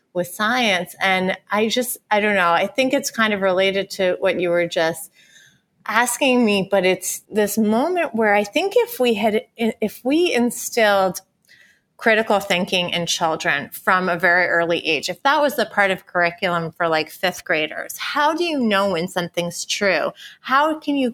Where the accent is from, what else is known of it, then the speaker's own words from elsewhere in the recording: Ithaca, New York, United States; moved away; I have my same best girlfriends that I grew up with in Ithaca, New York